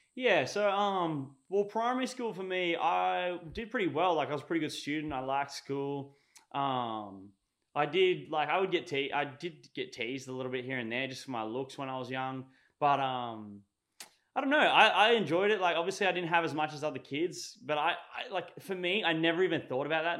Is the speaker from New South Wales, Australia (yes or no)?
no; Sunshine Coast, Queensland, Australia; also born or lived in Victoria, Australia; here on the Sunshine Coast, basically. And I did grade one and two there